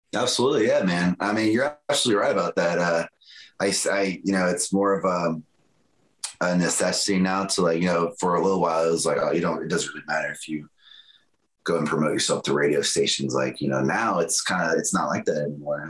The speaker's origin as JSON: {"language": "English", "region": "Florida", "country": "United States", "tie": "born or raised there", "said": "I'm from Florida"}